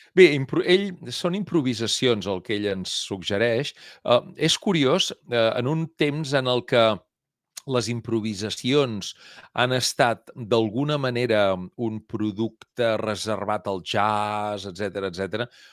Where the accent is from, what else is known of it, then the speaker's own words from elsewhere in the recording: Mataró, Catalonia, Spain; som de Mataró i som capgrossos.